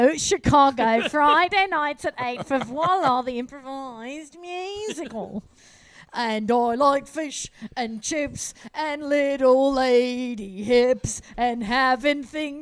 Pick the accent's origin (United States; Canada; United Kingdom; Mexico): United Kingdom; West Midlands; I'm British, yeah.